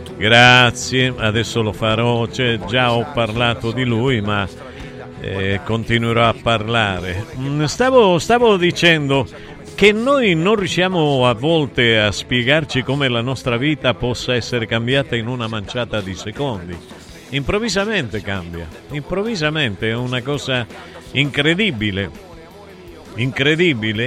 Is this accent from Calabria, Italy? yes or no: yes; Taurianova, Calabria, Italy; moved away; nel mio paese, a Taurianova